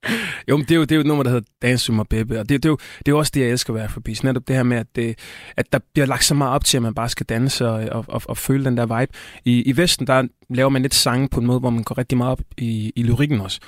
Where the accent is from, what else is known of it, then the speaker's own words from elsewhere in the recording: Tanzania; now in Denmark; Østafrika, Tanzania, hvor jeg kommer fra